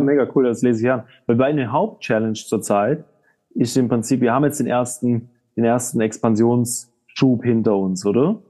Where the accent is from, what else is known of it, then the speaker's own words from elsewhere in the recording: Southern Germany, Germany; now in Switzerland; Wir kommen aus, äh, aus Süddeutschland